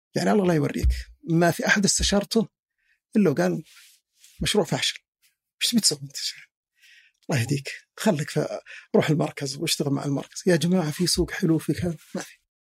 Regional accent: Al-Muzahmiyah, Riyadh Province, Saudi Arabia; انا مثلا من اهل المزاحميه

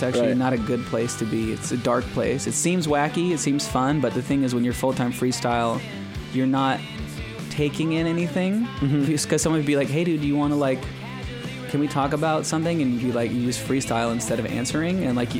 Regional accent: Belmont, California, United States; born there; I was born in Belmont, motherfucker.

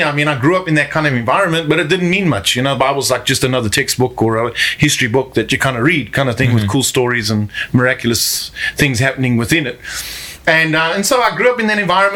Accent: South Africa; moved away as an adult; now in Mexico; I grew up in South Africa

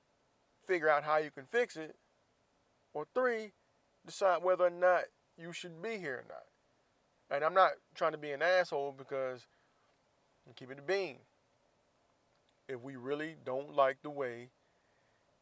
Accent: United States; I'm from the U.S. I'm from here. I'm from the United States of America

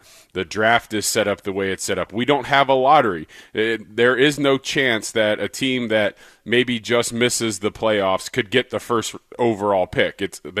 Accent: Cincinnati, Ohio, United States; Growing up in Cincinnati, Ohio, we didn't have an NBA team, and the Reds and the Bengals were just not very good.

